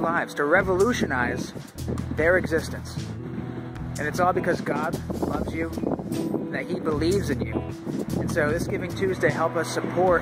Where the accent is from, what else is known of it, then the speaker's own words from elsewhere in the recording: New England, United States; I'm with you here from my hometown of New England